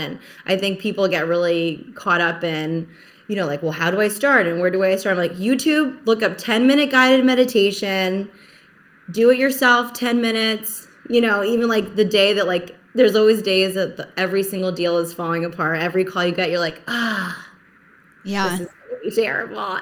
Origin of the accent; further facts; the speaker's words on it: New Jersey, United States; also born or lived in Philadelphia; now in Rhode Island, United States; so I live in Rhode Island right now, but I'm originally from Jersey, Jersey girl forever.